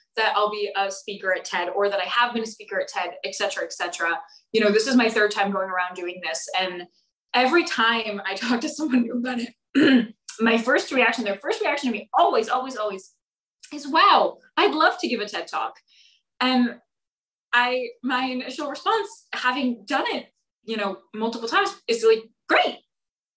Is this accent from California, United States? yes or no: yes; Bay Area, California, United States; moved away as an adult; now in Santa Barbara, United States; I'm from the Bay Area